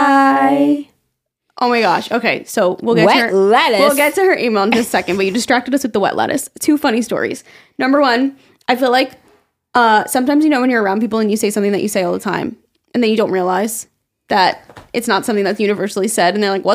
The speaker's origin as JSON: {"language": "English", "town": "Staten Island", "region": "New York", "country": "United States", "said": "I'm from Staten Island."}